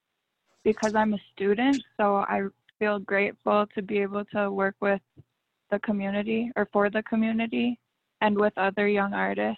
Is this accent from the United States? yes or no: yes; Española, New Mexico, United States; And I live on a farm in Española. I've lived here since I was 5